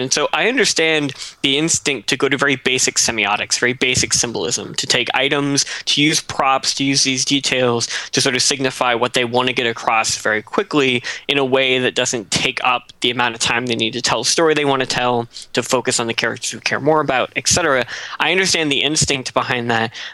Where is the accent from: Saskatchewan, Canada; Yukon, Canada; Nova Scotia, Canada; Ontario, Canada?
Nova Scotia, Canada; moved away; I'm from Nova Scotia